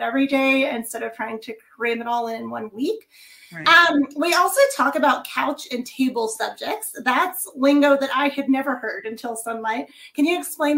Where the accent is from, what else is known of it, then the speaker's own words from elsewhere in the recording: Kansas, United States; moved away; from Kansas. That's actually my home state